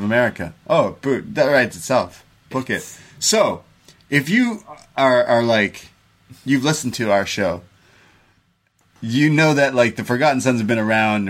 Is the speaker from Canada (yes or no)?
yes; Canada; I'm a Canadian